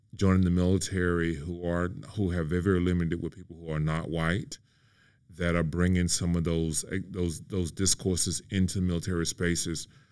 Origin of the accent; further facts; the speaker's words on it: Mississippi, United States; moved away; my hometown of mississippi